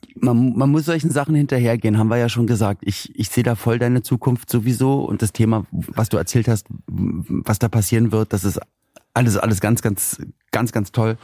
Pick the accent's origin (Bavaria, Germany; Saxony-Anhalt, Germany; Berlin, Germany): Berlin, Germany; Ich komme ja aus, aus Berlin-Spandau